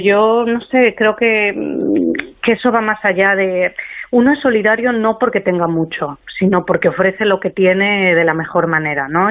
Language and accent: Spanish; Asturias, Spain; moved away as an adult; now in Madrid, Spain; yo que soy de Asturias pero vivo en Madrid